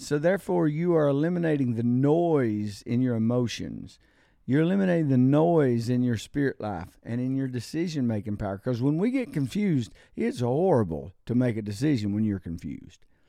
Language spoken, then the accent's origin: English; United States; I'm an American citizen